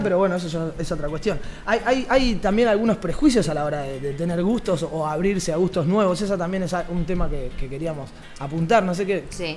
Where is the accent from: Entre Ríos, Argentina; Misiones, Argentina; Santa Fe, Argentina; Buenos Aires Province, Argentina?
Santa Fe, Argentina; Rosario; now in Barcelona, Spain; desde el otro lado del charco, como buenos rosarinos que somos